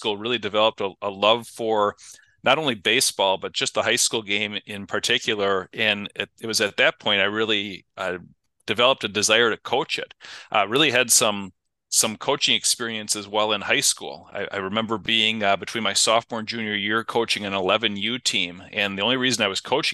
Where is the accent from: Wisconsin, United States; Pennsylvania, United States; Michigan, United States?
Wisconsin, United States; Kenosha; I'm originally from Kenosha, Southside kid. Grew up there